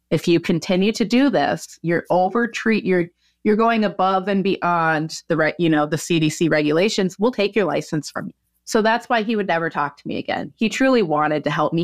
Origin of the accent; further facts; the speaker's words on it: Minnesota, United States; now in Oregon, United States; I grew up in Minnesota